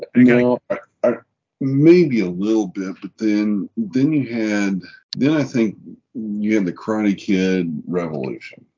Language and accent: English; Kansas City, United States; I'm from Kansas City